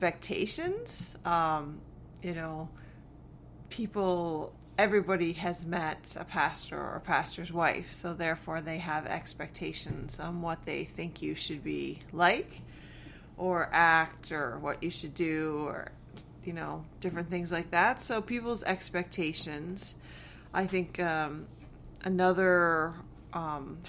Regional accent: Hamilton, Ontario, Canada; So I was born and raised in Hamilton, Ontario. And I lived there right up until I went to Bible college at Faithway

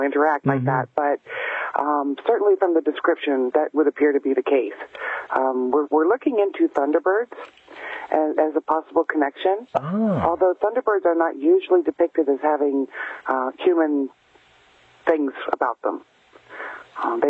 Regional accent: Ravenswood, West Virginia, United States; now in Canada; I grew up in Point Pleasant area in Ravenswood, West Virginia.

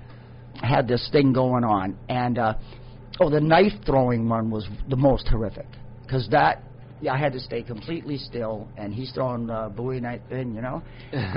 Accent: Vancouver, British Columbia, Canada; I was born and raised in Vancouver

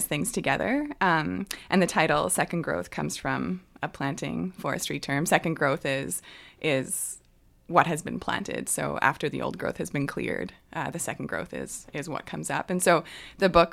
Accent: Ottawa, Ontario, Canada; now in Hazelton, Canada; I grew up mostly in Ottawa, in Ontario.

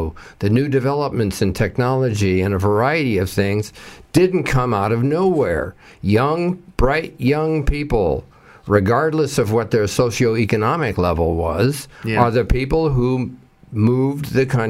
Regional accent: Alabama, United States; If it worked for Trump, it'll work for me because I'm from Alabama and he's a New York son of a beep.

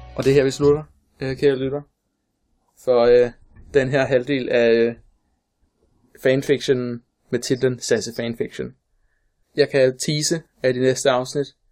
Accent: Funen, Southern Denmark, Denmark; jeg er fra Fyn, og jeg kan ikke fake en Fyns dialekt

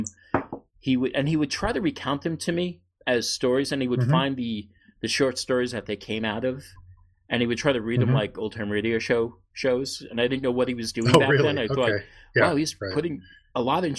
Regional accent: New York City, New York, United States; I grew up in New York City in the late 60s

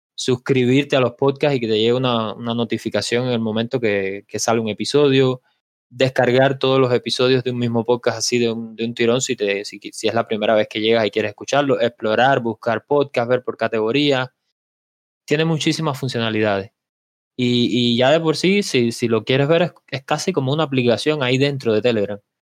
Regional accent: Cuba; Yo soy un ingeniero cubano, un emprendedor cubano.

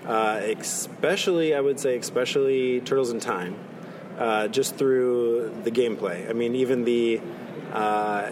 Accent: Fort Myers Beach, Florida, United States; growing up on Fort Myers Beach

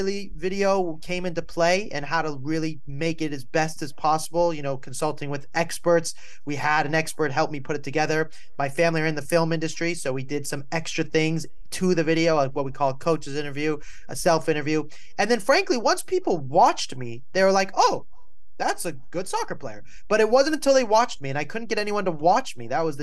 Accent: Malibu, California, United States; also born or lived in New York; I was born in New York. I grew up in Malibu, California

